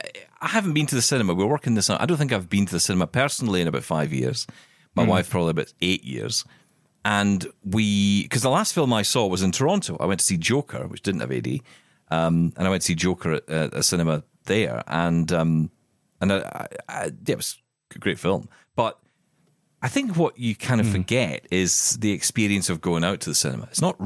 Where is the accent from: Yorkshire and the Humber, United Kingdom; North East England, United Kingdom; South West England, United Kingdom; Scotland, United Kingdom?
Scotland, United Kingdom; I'm Scottish. And we're just aggressive.